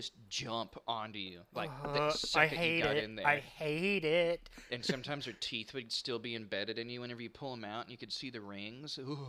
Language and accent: English; Southern United States, United States; I grew up in the South, and the way to figure out how to make any venom is, well, you got to collect venom